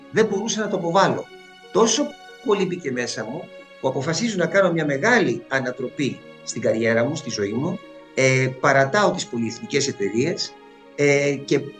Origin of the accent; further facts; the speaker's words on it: Alexandria, Alexandria Governorate, Egypt; also born or lived in England / New York, United States; now in Greece; γεννήθηκα στην Αλεξάνδρεια της Αιγύπτου ε, και σπούδασα υποκριτική στην Αμερική, στη Νέα Υόρκη κυρίως.